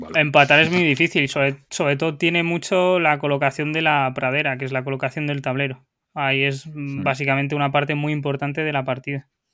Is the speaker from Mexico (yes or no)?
no; León, Castile and León, Spain; yo en León es donde más lo he jugado porque soy de ahí